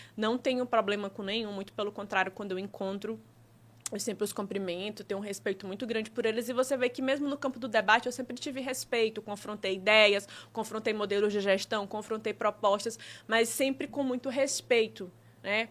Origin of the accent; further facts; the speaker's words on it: Brazil; minha região, que é do Disseu, né? É a região onde eu nasci, cresci, é onde eu empreendo, tenho loja